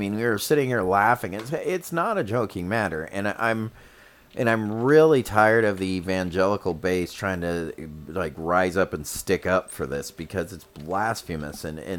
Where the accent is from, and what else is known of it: United States